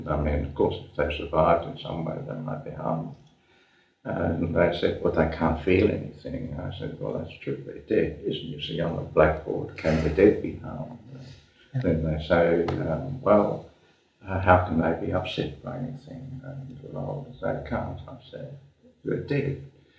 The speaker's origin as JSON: {"language": "English", "country": "Germany", "tie": "born there", "said": "it is important to my sense of things that I was born in Germany"}